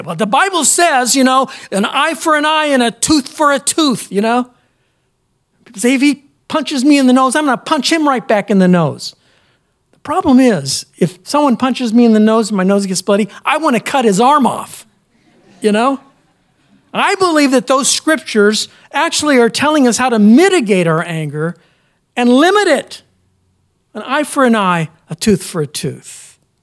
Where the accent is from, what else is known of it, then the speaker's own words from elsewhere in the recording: United States; as American Christians